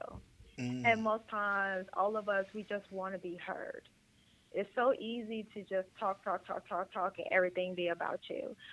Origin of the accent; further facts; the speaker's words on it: Chicago Heights, Illinois, United States; moved away as an adult; also born or lived in Atlanta, Georgia; now in Houston, United States; originally from Chicago Heights, Illinois, born and raised, with school at Clark Atlanta University in Atlanta, Georgia.